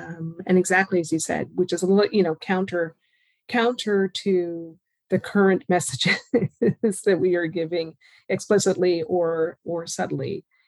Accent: the Maritimes, Canada; I'm from the Maritimes.

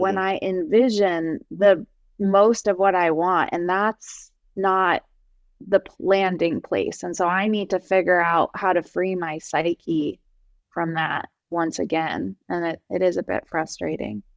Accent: New Jersey, United States; I'm from New Jersey, I don't know if it's because I'm Persian

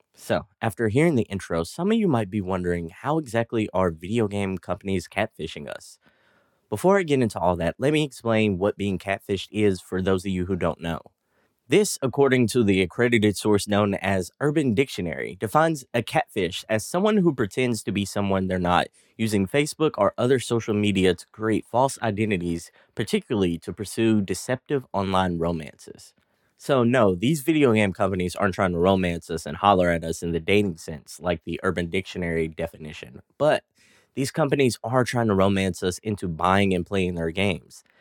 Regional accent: East Texas, United States; accent: country drawl; I'm actually from East Texas, and all of us talk with that country drawl

